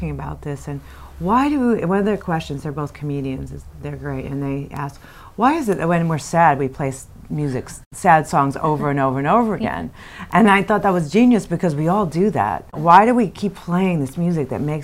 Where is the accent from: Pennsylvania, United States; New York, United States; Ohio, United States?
New York, United States; moved away; I'm from New York. All my family's here